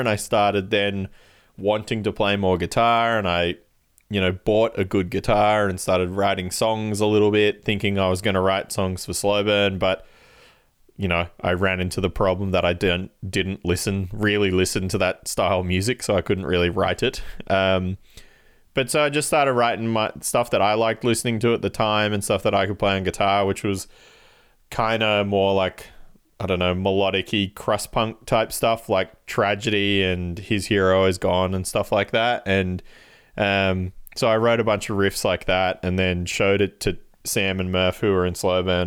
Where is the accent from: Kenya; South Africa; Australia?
Australia; Canberra, Australian Capital Territory; we're from Canberra